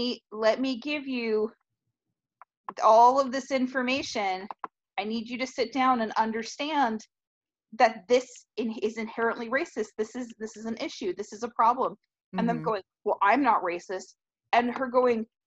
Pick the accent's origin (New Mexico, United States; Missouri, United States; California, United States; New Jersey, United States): California, United States; now in Texas, United States; growing up in California